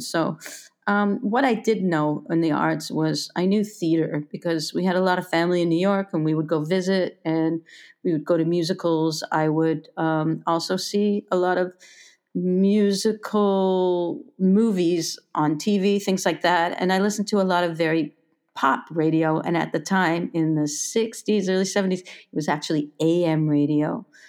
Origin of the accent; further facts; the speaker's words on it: Toronto, Ontario, Canada; moved away as an adult; also born or lived in Berlin; I was born in Toronto in a suburb